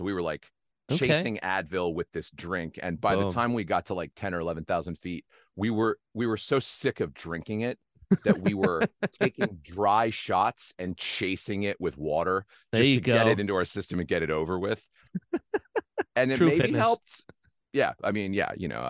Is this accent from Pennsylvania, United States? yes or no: yes; Pennsylvania, United States; also born or lived in New Jersey; now in Los Angeles, United States; No, I was born in New Jersey, but don't hold that against me. And not too much longer after, I moved to Northeast Pennsylvania, a little town outside of Wilkes-Barre would be like the next biggest town.